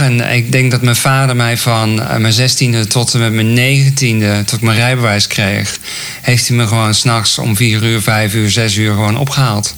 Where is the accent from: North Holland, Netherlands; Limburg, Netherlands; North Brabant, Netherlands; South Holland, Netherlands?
North Brabant, Netherlands; Raamsdonksveer; ik ben geboren in Raamsdonksveer. Misschien kan iemand het. Ligt uh, dicht bij Breda. En ehm, ja, ik groeide op